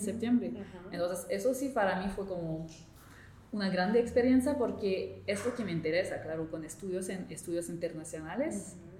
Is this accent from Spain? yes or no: no; Montreal, Quebec, Canada; Spanish is a second language; yo vengo de la provincia de Quebec, la parte francófona de Canadá, y vengo de la ciudad de Montreal